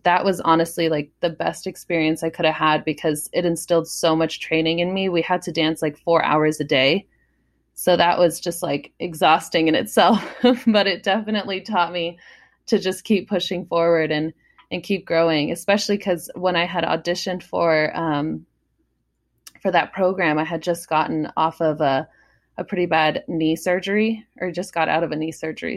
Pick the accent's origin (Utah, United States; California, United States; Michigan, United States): California, United States; San Diego; San Diego a lot 'cause that's my hometown